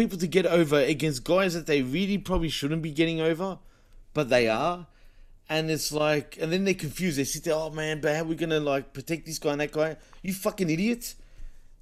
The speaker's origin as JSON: {"language": "English", "country": "Australia", "said": "I'm from Australia"}